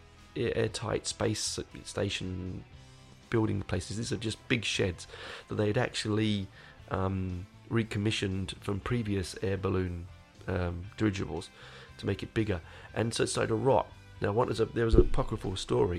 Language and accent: English; London, United Kingdom; I grew up in Hendon.